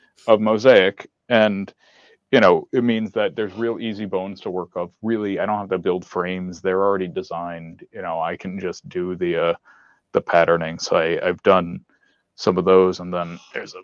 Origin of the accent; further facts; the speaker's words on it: Poughkeepsie, New York, United States; I'm from Poughkeepsie